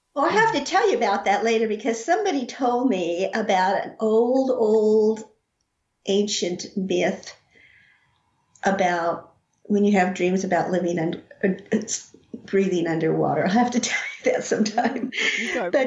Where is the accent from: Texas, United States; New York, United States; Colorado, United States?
Colorado, United States; Rocky Ford; born or raised there